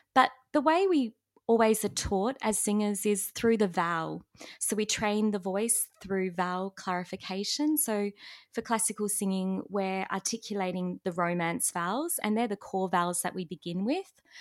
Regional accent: Australia; accent: Australian; first language English; as an Australian

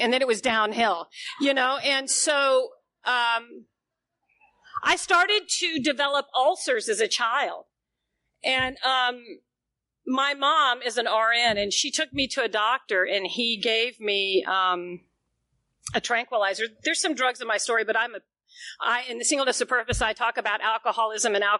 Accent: Knoxville, Tennessee, United States; moved away as an adult; also born or lived in Atlanta / New York City; now in Powell, Tennessee, United States; I grew up in Knoxville, Tennessee, right at the foot of the Smoky Mountains

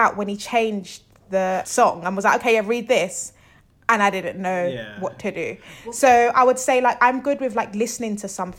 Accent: London, United Kingdom; where I grew up in Southwest London

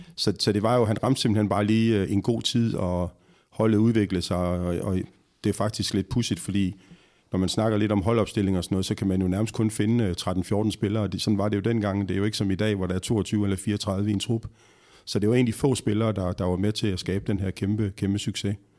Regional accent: Horsens, Central Denmark Region, Denmark; jeg jo fra Horsens og har mm. spillet mest i Horsens

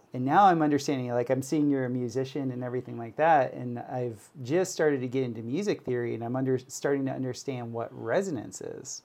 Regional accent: Florida, United States; I grew up in Florida where we had hurricanes

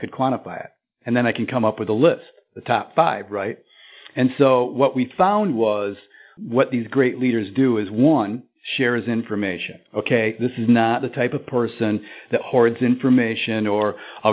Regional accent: Lansing, Michigan, United States; I grew up in Lansing, Michigan

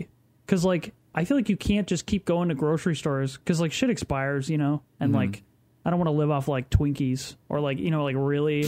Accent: United States; this nation that we live in, which is, like, we're all from America

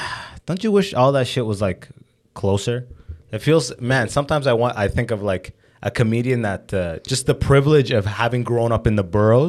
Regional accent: London, Ontario, Canada; also born or lived in Sudan; But I've lived in Windsor a little bit. I'm from London. I went to school in Kitchener, Toronto on lock.

